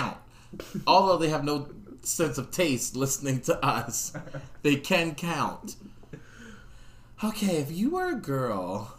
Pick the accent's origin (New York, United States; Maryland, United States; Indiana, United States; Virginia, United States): Maryland, United States; Baltimore; I grew up in Baltimore in the 90s.